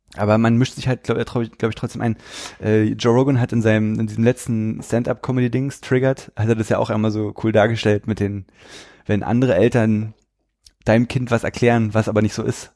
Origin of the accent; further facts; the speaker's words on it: the East, eastern Germany, Germany; Ich komme aus dem Osten